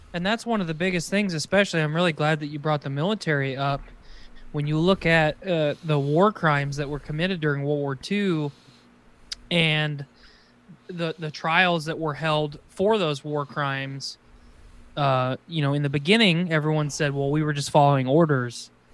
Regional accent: United States; as an American

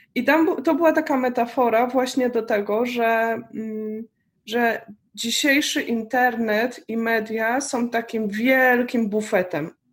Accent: Poland; moved away as an adult; wyjechałam y, z Polski

